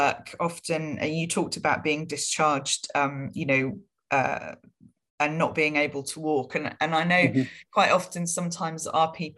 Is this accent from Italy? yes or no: no; Falmouth, South West England, United Kingdom; I was raised in Falmouth in Cornwall